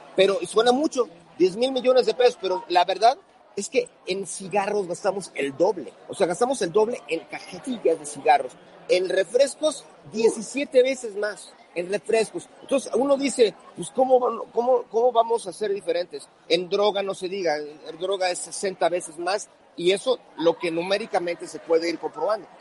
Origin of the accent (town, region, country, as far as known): Mexico